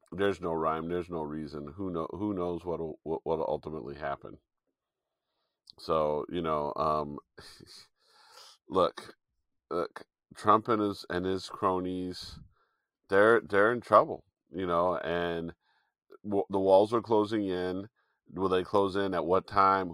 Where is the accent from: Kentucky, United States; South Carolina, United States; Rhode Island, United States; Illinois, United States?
Illinois, United States; Chicago; Chicago is technically my hometown 'cause I was born in Chicago